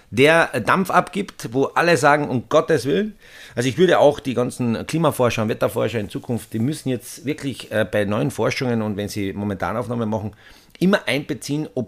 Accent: Austria; Es ist ja so ja. bei uns in Österreich

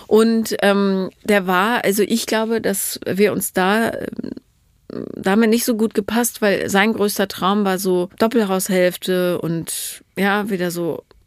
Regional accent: Rhineland, Germany; ich komme ja aus dem Rheinland

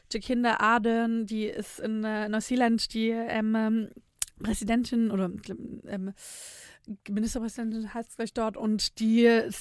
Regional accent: Nürtingen, Baden-Württemberg, Germany; also born or lived in Filderstadt; Ich bin tatsächlich gar nicht in Filderstadt aufgewachsen. Ach, ich bin in Nürtingen

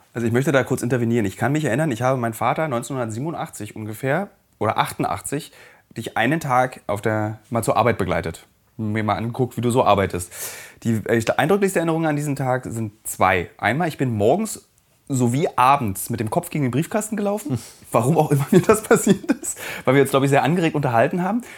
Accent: East Germany, Germany; als Ossi

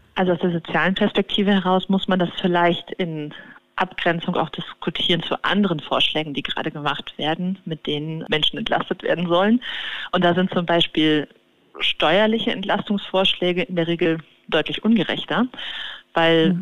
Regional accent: Cologne, North Rhine-Westphalia, Germany; in meiner Heimatstadt Köln

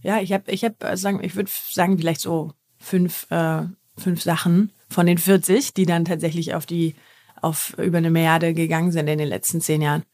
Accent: Germany; als Deutscher

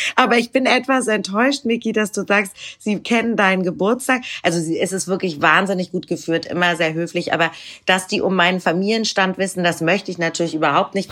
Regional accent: Hamburg, Germany; ich bin ja auch aus Hamburg

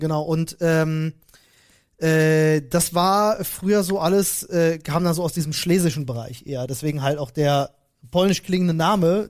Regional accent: Berlin, Germany; ich bin äh, geboren in Berlin-Neukölln und dort auch aufgewachsen, 18 Jahre lang.

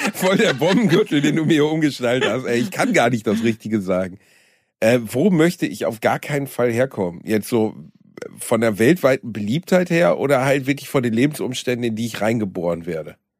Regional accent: Germany; ich bin ja Deutscher

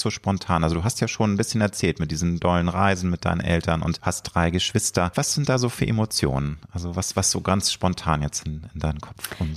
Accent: Hamburg, Germany; weil ich bin ja ein Hamburger ähm, nicht waschecht

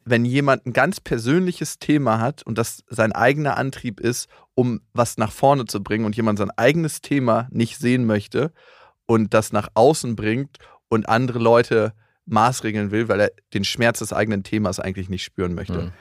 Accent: Germany; bei uns in Deutschland

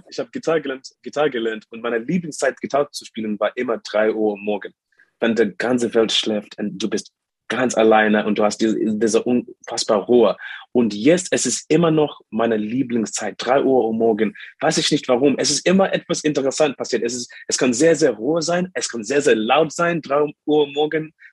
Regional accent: Zimbabwe; born there; German is a second language; moved away; so ich bin in Zimbabwe geboren, aber das letzte Mal, dass ich, dass ich in Zimbabwe war, vor dieser Reise, war äh, fünf Jahre. Seit, ich war seit, you know, fünf Jahre nicht in meinem Heimatland

